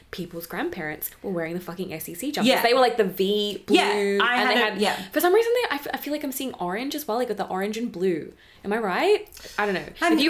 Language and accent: English; Moe, Victoria, Australia; I was born in Mowi Hospital.